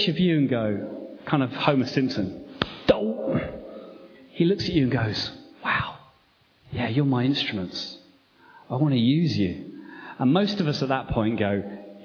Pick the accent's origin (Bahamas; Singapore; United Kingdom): United Kingdom; England; I'm English